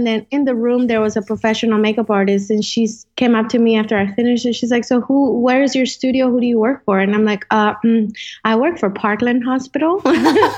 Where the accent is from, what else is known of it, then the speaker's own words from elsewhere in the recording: Colombia; first language Spanish; English is a second language; also born or lived in Dallas-Fort Worth, Texas; now in Dallas, United States; I live in Dallas, Fort Worth, and I am originally from Colombia. I've lived in many places